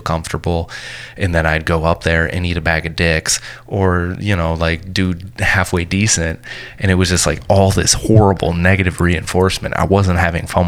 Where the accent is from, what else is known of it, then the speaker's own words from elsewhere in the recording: Grand Blanc, Michigan, United States; moved away; also born or lived in Flint, Michigan / Detroit, Michigan; I'm from Grand Blanc, Michigan, right next to it's right next to Flint, Michigan